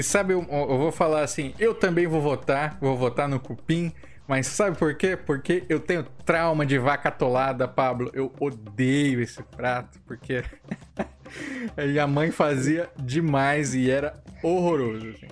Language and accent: Portuguese; Rio de Janeiro, Brazil; Nascida e criada